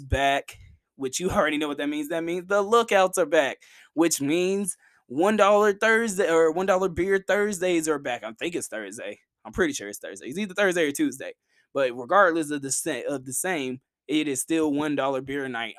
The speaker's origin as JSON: {"language": "English", "town": "Chattanooga", "region": "Tennessee", "country": "United States", "tie": "born or raised there", "said": "my hometown team"}